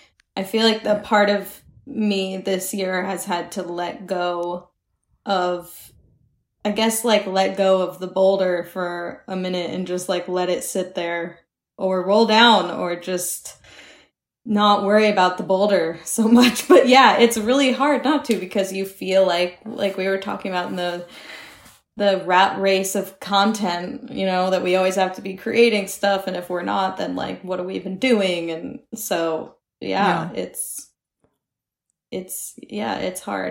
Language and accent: English; Georgia, United States; now in New York, United States; I'm at my parents' house in Georgia. So I grew up in Georgia